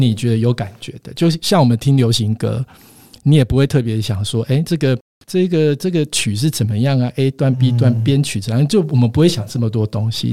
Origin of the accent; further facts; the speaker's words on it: Kaohsiung, Taiwan; moved away as an adult; also born or lived in Taipei / Taichung; 我本身是高雄人